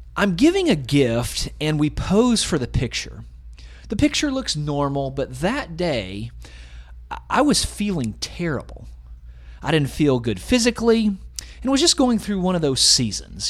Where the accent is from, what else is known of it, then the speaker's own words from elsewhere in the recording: Georgia, United States; we had an Advent wreath at Peach Crest Christian Church in the 90s, where I grew up in Georgia